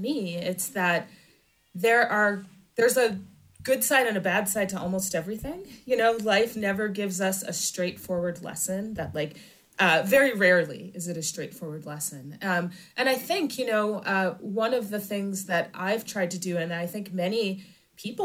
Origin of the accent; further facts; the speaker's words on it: Michigan, United States; moved away; I'm actually from Michigan